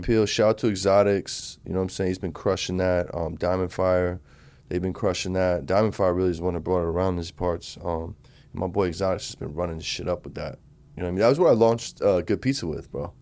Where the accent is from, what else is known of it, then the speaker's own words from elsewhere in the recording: United States; moved away; we grew up on in Jersey, New York